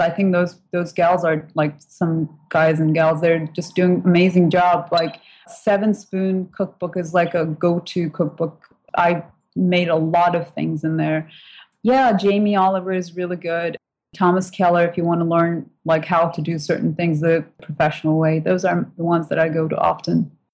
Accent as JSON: {"language": "English", "country": "Turkey", "tie": "born or raised there", "also_born_or_lived": "British Virgin Islands", "second_language": "English", "moved": "as an adult", "lives_now": "United States", "said": "we didn't eat bacon growing up in Turkey"}